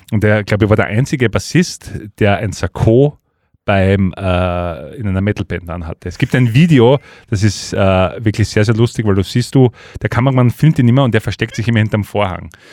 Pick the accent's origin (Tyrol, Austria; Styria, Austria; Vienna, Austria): Styria, Austria; Leoben; bei uns in Leoben